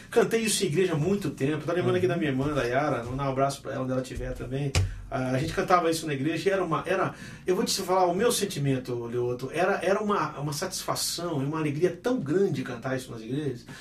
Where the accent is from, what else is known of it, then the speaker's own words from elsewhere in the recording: Brazil; eu sou brasileiro